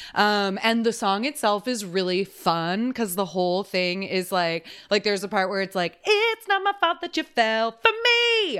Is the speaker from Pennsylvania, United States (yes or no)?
no; Texas, United States; I'm from Texas